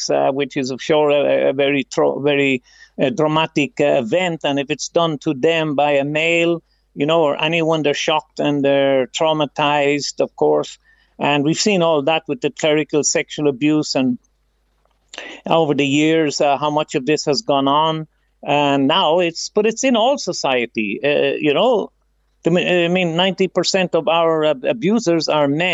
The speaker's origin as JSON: {"language": "English", "country": "Ireland", "tie": "born or raised there", "moved": "yes", "lives_now": "Philippines", "said": "we grew up in Ireland"}